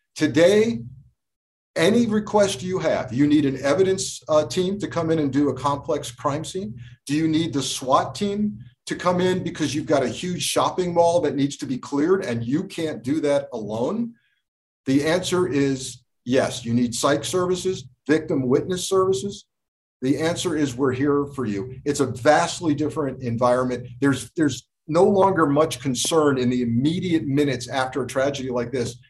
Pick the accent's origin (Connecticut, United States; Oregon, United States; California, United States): Connecticut, United States; also born or lived in Port Chester, New York; I grew up in Connecticut